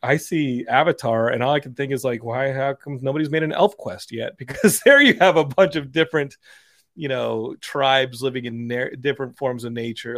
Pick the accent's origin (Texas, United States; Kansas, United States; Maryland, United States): Texas, United States; Austin; also born or lived in Philadelphia; now in Los Angeles, United States; growing up in Austin